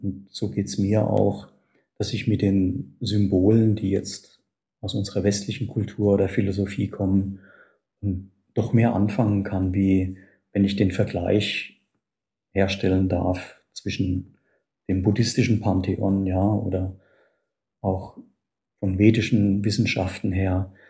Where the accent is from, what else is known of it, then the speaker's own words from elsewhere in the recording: a small village in the Palatinate, Rhineland-Palatinate, Germany; die Wurzeln liegen bei mir ähm, in einem kleinen Pfälzer Dorf. Und in diesem Dorf bin ich geboren